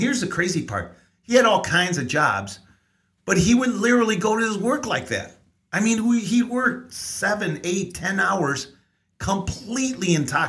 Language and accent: English; San Antonio, Texas, United States; born there; also born or lived in Mexico; So I was born in San Antonio, even though my parents moved here.